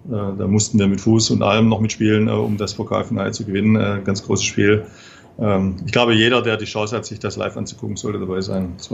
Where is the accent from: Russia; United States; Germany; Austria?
Germany; Stuttgart, Baden-Württemberg; now in Dresden, Germany; Ja, ich bin ja auch in Stuttgart geboren und äh, habe dort 40 Jahre lang gelebt